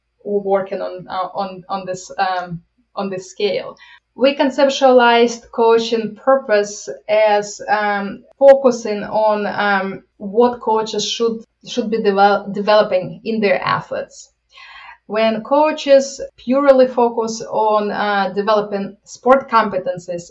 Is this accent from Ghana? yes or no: no; Ukraine; moved away as an adult; now in United States; I'm coming from Ukraine, and I always, as I came to the United States